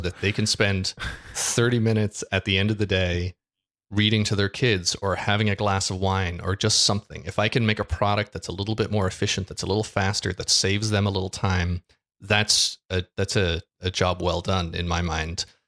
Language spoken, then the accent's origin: English; Ireland; I am an Irishman. I live in Ireland